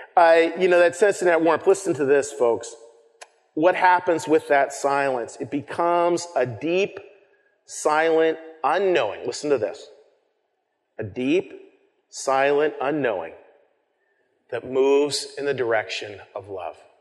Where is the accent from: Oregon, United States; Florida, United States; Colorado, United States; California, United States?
Colorado, United States; moved away as an adult; growing up in Colorado, and being a mountain person